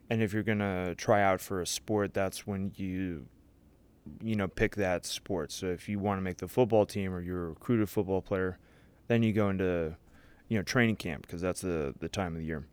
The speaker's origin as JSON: {"language": "English", "town": "St. Louis", "region": "Missouri", "country": "United States", "tie": "born or raised there", "said": "I grew up in Saint Louis, Missouri, went to Chaminade College Prep"}